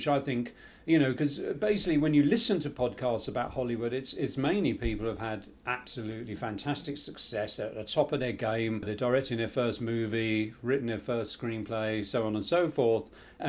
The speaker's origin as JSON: {"language": "English", "country": "United Kingdom", "lives_now": "United States", "said": "So straight away, not only was I a stranger in America as a British lad"}